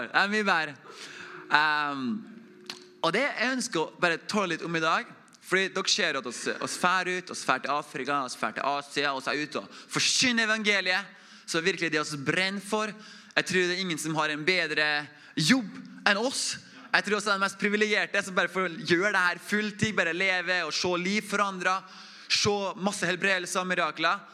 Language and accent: Norwegian; Oppdal, Trøndelag, Norway; Jeg er fra Oppdal, samme som, som Inge. Inge er sånn ordentlig oppdaling. Jeg er sånn halvt oppdaling. Jeg fikk kommentar tidligere her at det høres jo ikke ut som en oppdaling her. Så jeg prøver å holde dialekta litt på plass.